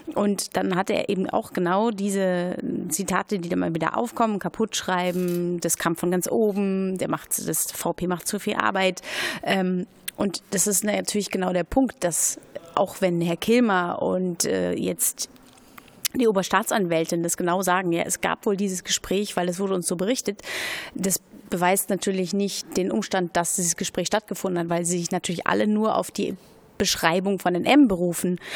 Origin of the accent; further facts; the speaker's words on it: Berlin, Germany; ich bin Berlinerin